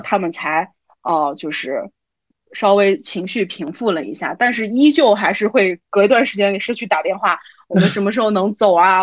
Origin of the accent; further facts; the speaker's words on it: Xi'an, Shaanxi, China; 因为从小就嗯。生活在西安，哪里都没去过